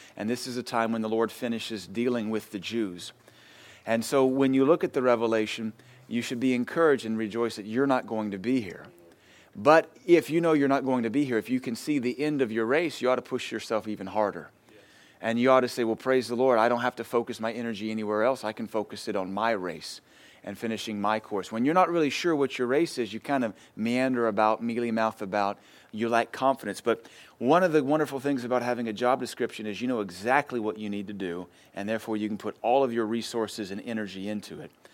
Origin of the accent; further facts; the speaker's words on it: United States; us as Americans